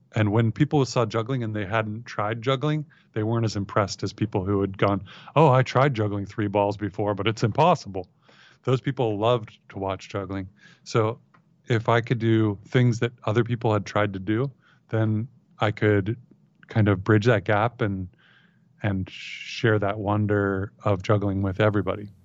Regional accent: Ohio, United States; also born or lived in San Francisco / Marin; moved to Ohio, where I was raised

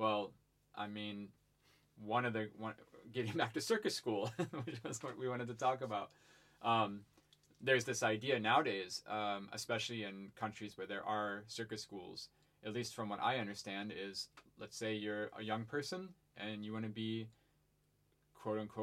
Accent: Ohio, United States; moved away; I grew up in Ohio on a farm

